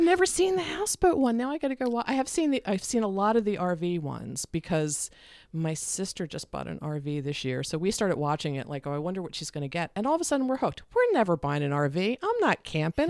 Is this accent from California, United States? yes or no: no; Delaware, United States; also born or lived in Philadelphia area, Pennsylvania; I grew up in Delaware